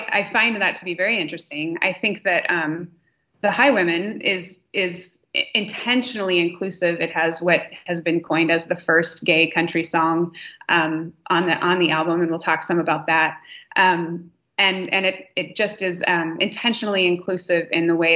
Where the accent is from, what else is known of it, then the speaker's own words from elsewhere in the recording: Nebraska, United States; I grew up in Nebraska